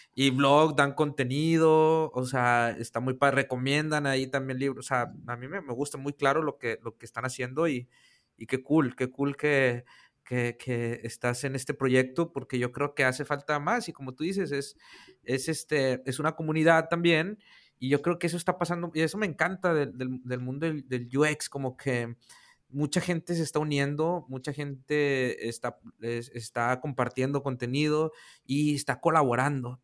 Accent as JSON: {"language": "Spanish", "town": "Monterrey", "region": "Nuevo León", "country": "Mexico", "said": "yo acá en mi tierra de Monterrey"}